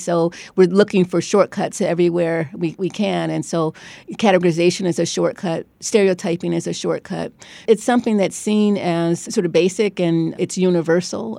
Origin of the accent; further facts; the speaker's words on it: Cleveland, Ohio, United States; moved away as an adult; also born or lived in Beachwood, Ohio / New Haven, Connecticut; now in Stanford, United States; I grew up in Cleveland in an all-black neighborhood. And when I was twelve years old, my parents announced we were moving, uh, to an all-white, um, sub-, suburb